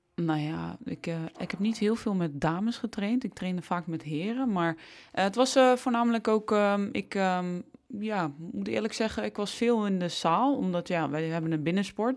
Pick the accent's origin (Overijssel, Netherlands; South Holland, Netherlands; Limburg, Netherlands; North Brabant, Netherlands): Overijssel, Netherlands; Almelo; Ik ben opgegroeid in Almelo